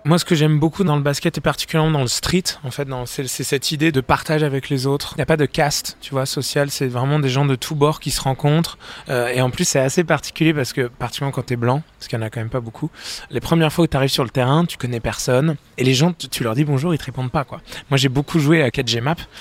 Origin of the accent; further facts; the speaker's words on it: France; je suis français